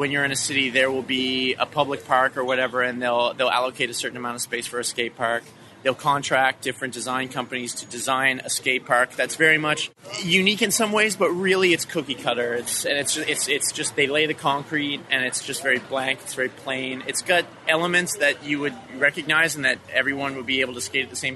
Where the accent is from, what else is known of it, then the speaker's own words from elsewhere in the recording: Halifax, Nova Scotia, Canada; I'm from Halifax, Nova Scotia, Canada.